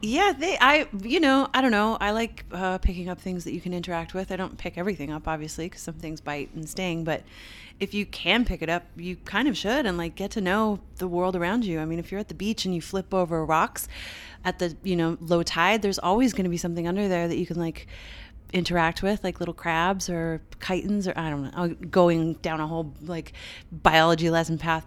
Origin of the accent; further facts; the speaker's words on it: Canada; moved away; I'm Canadian, uh, to, like, touch, to step into my homeland